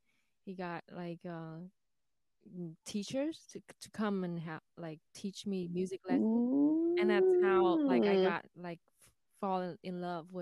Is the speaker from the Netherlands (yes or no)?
no; Vietnam; moved away as an adult; now in United States; I'm originally from Vietnam, born and raised in Vietnam, and 4 years ago, I moved to the U.S. To join my family